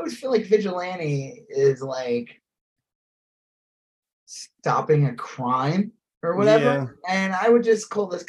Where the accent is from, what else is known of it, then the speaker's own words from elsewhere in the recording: Long Island, New York, United States; moved away; when I grew up in Long Island, in New York